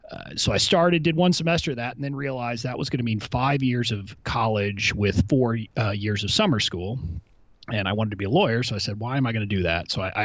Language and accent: English; McAllen, Texas, United States; moved away as an adult; I grew up in McAllen, Texas